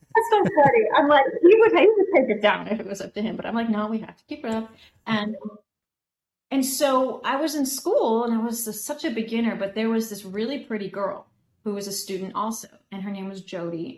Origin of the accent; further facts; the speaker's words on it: Oak Park, Illinois, United States; I grew up just outside Chicago